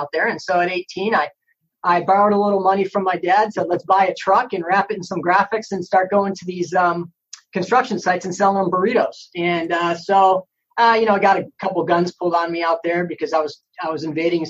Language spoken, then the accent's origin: English; Chicago, Illinois, United States; moved away as an adult; now in Orlando, United States; from Chicago, Illinois